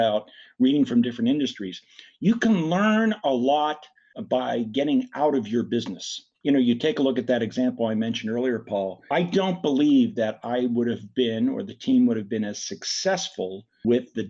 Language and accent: English; Pittsburgh, Pennsylvania, United States; I'm from Pittsburgh